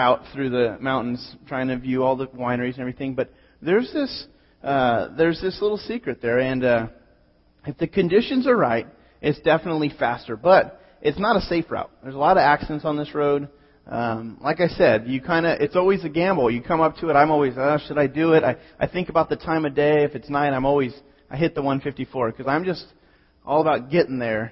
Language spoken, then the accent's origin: English; Pismo Beach, California, United States; born or raised there